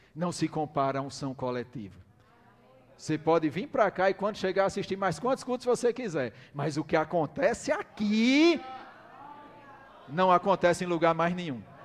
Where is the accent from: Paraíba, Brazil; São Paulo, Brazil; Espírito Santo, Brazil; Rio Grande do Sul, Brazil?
Paraíba, Brazil; Campina Grande; nós somos de Campina Grande